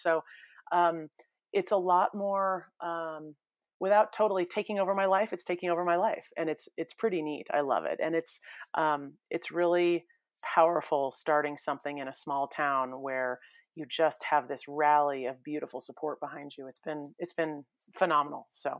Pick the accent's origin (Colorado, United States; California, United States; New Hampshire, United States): California, United States; I mean, I grew up in the San Francisco Bay Area